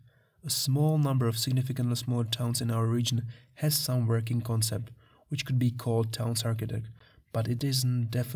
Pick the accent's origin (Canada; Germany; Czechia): Czechia; born or raised there